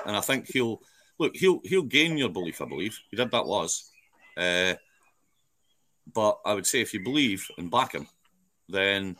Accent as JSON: {"language": "English", "region": "Scotland", "country": "United Kingdom", "said": "I'm Scottish"}